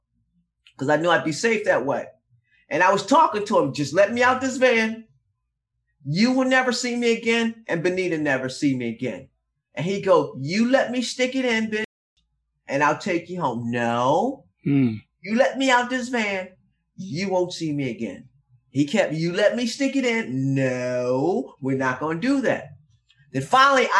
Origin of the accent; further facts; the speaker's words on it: Philadelphia, Pennsylvania, United States; I'm from Philly